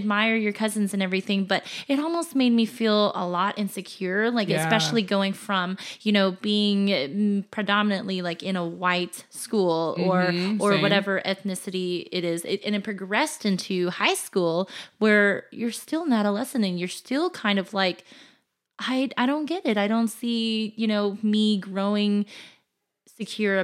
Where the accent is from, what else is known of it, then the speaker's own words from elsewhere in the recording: California, United States; I'm from California